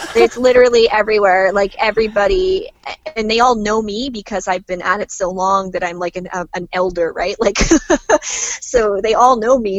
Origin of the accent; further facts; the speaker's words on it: Canada; as a Canadian mermaid